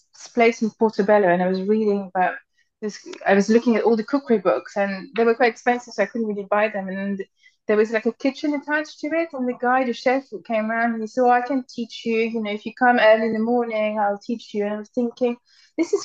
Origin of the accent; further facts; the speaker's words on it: France; now in United Kingdom; I'm French. So I grew up in France.